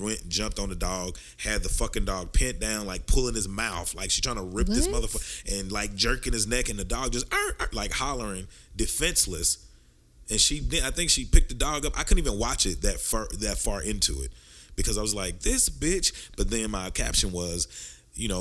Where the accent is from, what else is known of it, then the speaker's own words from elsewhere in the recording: Texarkana, United States; Texarkana, my hometown.